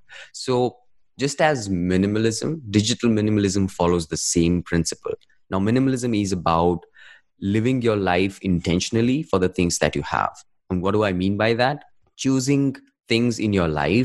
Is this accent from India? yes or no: yes; India; I'm from India